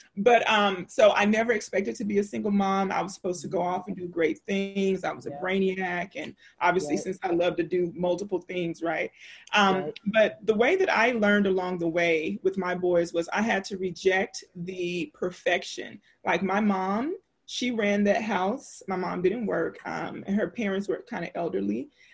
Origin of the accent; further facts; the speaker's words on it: Louisiana, United States; I grew up in the South. I'm from Louisiana.